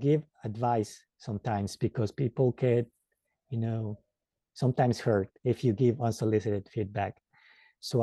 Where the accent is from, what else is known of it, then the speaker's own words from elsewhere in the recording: Mexico; English is a second language; now in United States; And I live now in the United States, but I was born in Mexico. And when I came to the United States, it was a bit of a culture shock with the language